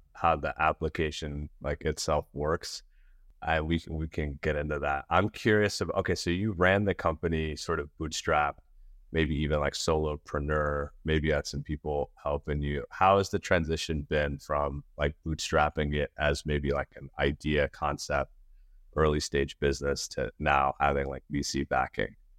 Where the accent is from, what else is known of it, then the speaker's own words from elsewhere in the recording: Nashville, Tennessee, United States; also born or lived in New York City / India; my parents immigrated from India to New York City, and then they moved down to Nashville. And so it's like where I finished high school